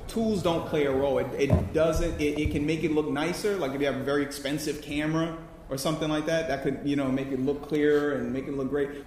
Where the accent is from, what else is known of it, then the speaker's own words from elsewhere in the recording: New Orleans, Louisiana, United States; moved away as an adult; now in New York, United States; I'm originally from New Orleans. I went through Hurricane Katrina